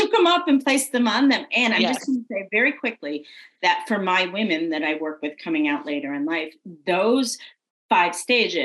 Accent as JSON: {"language": "English", "region": "New England", "country": "United States", "moved": "yes", "lives_now": "the South, United States", "said": "who's from New England and lives in the South now"}